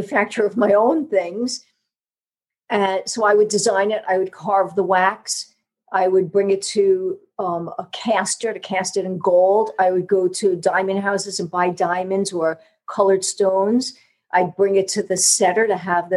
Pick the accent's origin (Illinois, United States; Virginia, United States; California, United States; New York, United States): New York, United States; accent: New York; now in Georgia, United States; my New York accent, you know, being from the North